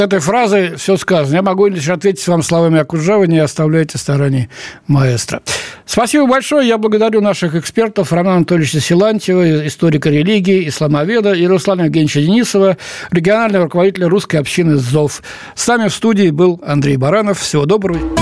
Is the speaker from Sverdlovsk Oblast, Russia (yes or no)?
no; Moscow, Russia; я сам москвич